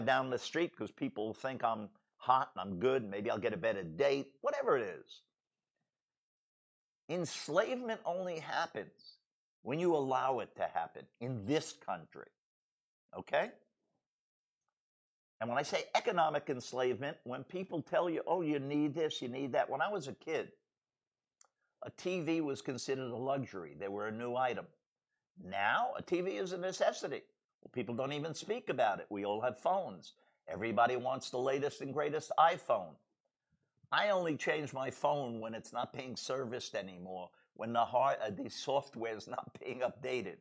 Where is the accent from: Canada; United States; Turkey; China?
United States; I'm an American